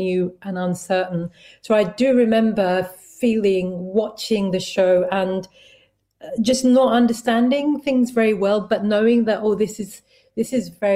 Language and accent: English; London, United Kingdom; I grew up in East London in Tower Hamlets